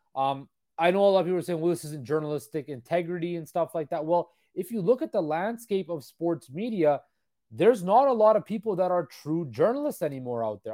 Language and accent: English; Surrey, British Columbia, Canada; Surrey, British Columbia, my hometown